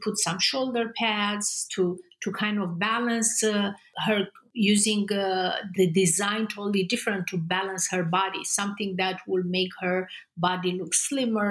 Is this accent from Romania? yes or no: yes; Constanța, Romania; moved away as an adult; I grew up in Romania in a communist regime.